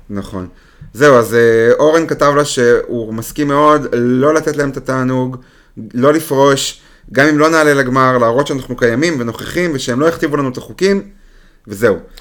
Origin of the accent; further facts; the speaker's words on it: Israel; מבחינתנו כישראלים